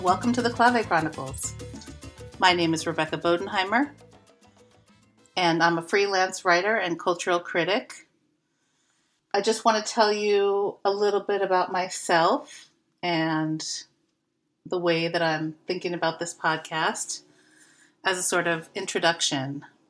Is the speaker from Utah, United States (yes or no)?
no; San Francisco, California, United States; I was raised by leftists in San Francisco